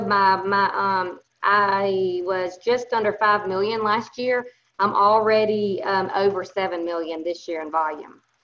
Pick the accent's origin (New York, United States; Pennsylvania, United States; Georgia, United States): Georgia, United States; Thomasville; accent: Southern; I am from Thomasville, Georgia.